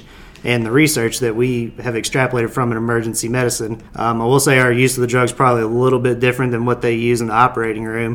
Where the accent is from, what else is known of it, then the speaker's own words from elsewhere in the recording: Hopkinsville, Kentucky, United States; also born or lived in Bowling Green, Kentucky / Nashville, Tennessee; I am originally from Hopkinsville, Kentucky